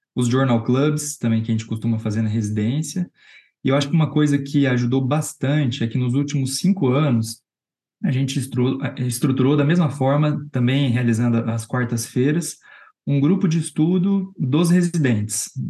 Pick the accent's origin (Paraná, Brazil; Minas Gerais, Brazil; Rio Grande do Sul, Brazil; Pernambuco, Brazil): Paraná, Brazil; Londrina; moved away as an adult; now in São Paulo, Brazil; Eu sou de Londrina. Eu sou formado na Universidade Estadual de Londrina. Eu vim para São Paulo